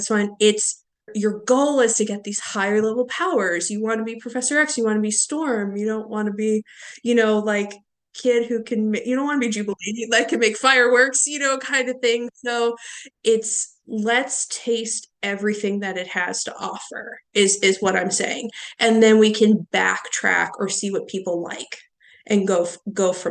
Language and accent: English; Pittsburgh, Pennsylvania, United States; I am from Pittsburgh.